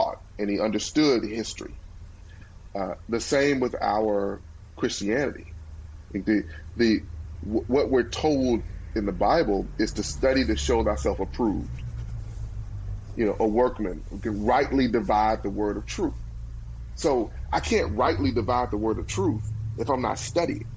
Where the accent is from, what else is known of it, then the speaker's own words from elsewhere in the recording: Pine Bluff, Arkansas, United States; my hometown of Pine Bluff